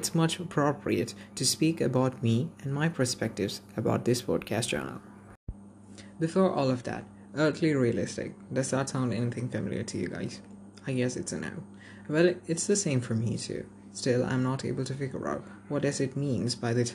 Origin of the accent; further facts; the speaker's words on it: Kerala, India; I'm a native of Kerala